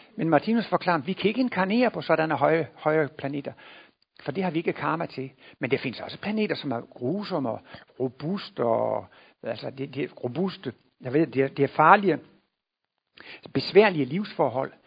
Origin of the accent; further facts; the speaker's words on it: Denmark; moved away; jeg kommer jo derovre fra Jylland, hvor man ikke går til læge, bare fordi man har lidt ondt i maven